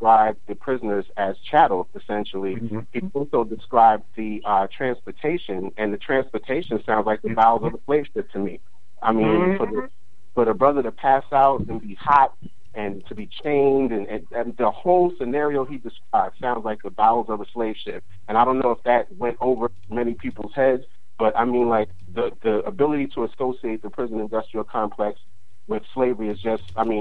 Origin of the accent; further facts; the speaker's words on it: New York City, New York, United States; I'm from Brooklyn